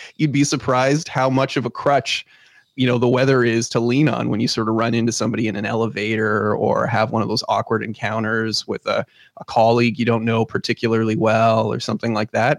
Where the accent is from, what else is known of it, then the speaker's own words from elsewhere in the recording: Canada; we're Canadian